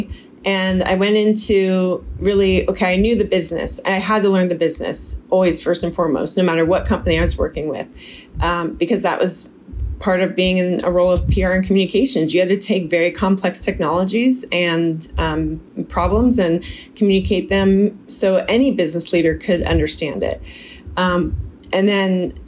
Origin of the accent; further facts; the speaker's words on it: Silicon Valley, California, United States; I grew up in Silicon Valley